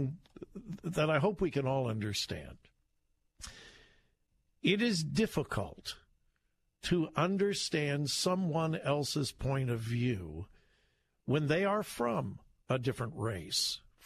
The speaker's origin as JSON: {"language": "English", "town": "Compton", "region": "California", "country": "United States", "tie": "born or raised there", "said": "I grew up in Southern California. I graduated from high school in Compton, California"}